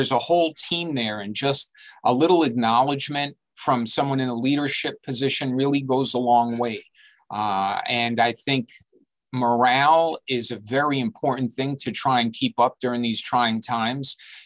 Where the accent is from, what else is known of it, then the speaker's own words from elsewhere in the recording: New York City, New York, United States; I was born and raised here. I've been here my whole life.